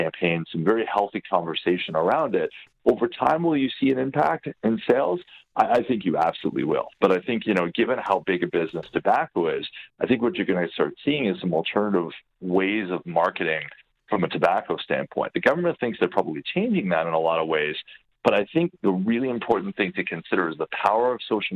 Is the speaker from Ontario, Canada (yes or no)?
yes; Hamilton, Ontario, Canada; growing up in Hamilton, there was a theater and it was called the Demoriers Theater